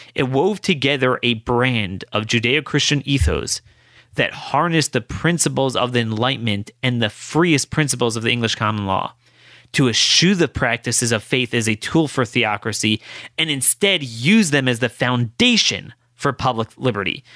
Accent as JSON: {"language": "English", "country": "United States", "said": "as an American Jew"}